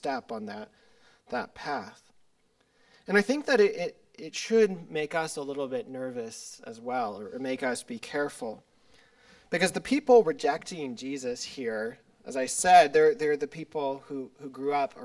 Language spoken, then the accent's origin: English; Silverton, Colorado, United States; I'm from Silverton, Colorado, in Southwest Colorado, a small little town